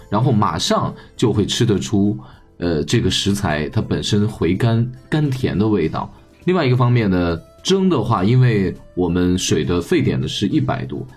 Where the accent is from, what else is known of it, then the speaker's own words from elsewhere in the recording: China; 我们中国人